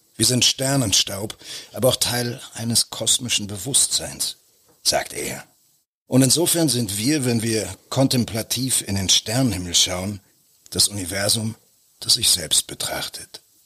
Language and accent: German; Berlin, Germany; wo ich aufgewachsen bin, Koppischer Damm, da war gegenüber der, der Zickenplatz der Jahnpark